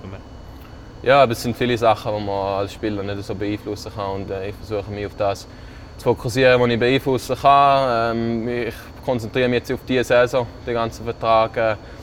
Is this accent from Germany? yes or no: no; Switzerland; moved away; als, als Schweizer